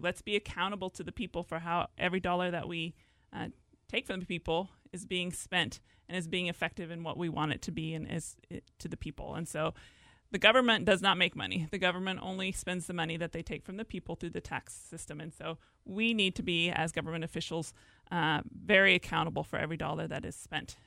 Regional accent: Lynden, Washington, United States; I grew up here in Whatcom County on a dairy farm south of Linden

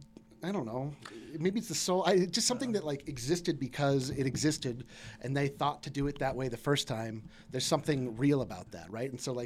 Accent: Fort Collins, Colorado, United States; I grew up in Fort Collins.

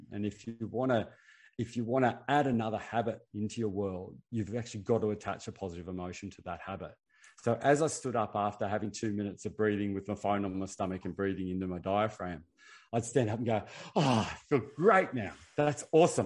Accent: Australia; I'm Australian.

